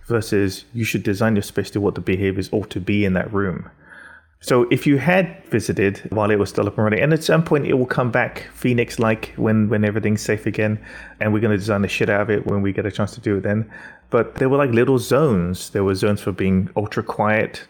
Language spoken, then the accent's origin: English; England, United Kingdom; Growing up in England is a very particular kind of whiteness